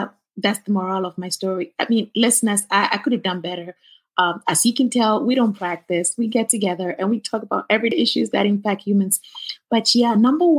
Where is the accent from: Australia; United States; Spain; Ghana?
Ghana; moved away; I'm originally from Ghana, West Africa.